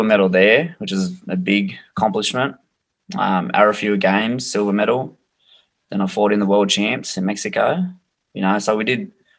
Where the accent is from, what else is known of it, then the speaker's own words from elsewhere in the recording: Australia; the Australian title fight in my hometown